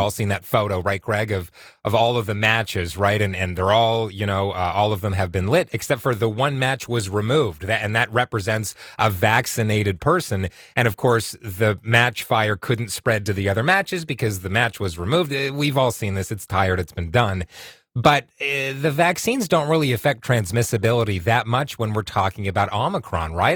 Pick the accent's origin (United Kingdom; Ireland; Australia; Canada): Canada; Whitby, Ontario; also born or lived in Oshawa; I grew up in Whitby, Oshawa. I live in Oshawa right now